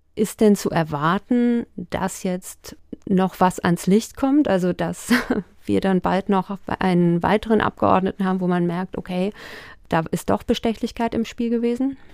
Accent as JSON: {"language": "German", "region": "Hesse", "country": "Germany", "said": "verstehe ich als äh, Hessin"}